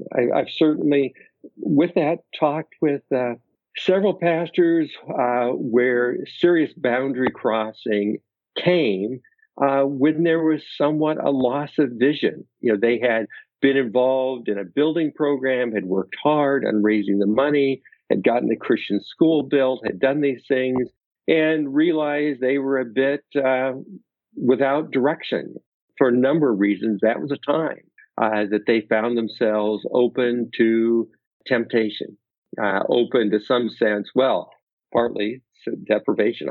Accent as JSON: {"language": "English", "region": "Oregon", "country": "United States", "tie": "born or raised there", "moved": "yes", "lives_now": "Naperville, United States", "said": "my small town that I grew up in Oregon"}